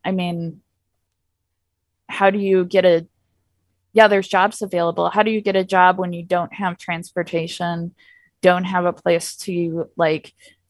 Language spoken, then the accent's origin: English; Illinois, United States; I mean, like I said, I'm from Illinois.